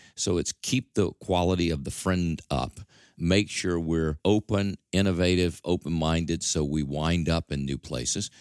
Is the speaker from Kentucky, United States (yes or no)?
no; Mississippi, United States; accent: drawl; moved away as an adult; also born or lived in Detroit; now in New York, United States; I still have this drawl, and I probably will never get rid of it, although I've been here since nineteen seventy-seven, so I think I'm long gone from Mississippi, but that's still my heritage.